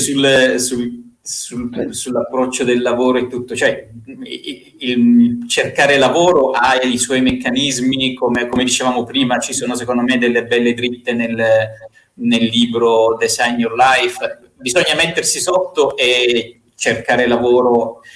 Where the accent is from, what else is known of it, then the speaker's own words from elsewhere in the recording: Bari, Apulia, Italy; moved away as an adult; also born or lived in Rome; mi sono trasferito da Bari a Roma.